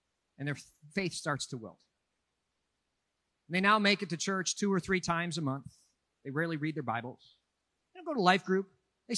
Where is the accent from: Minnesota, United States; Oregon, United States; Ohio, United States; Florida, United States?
Minnesota, United States; Minneapolis; moved away as an adult; Minneapolis, my hometown